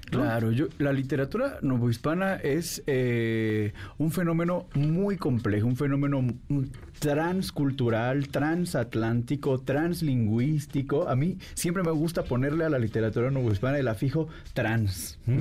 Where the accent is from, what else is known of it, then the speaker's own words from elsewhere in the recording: Mexico; nos sentimos orgullosos como mexicanos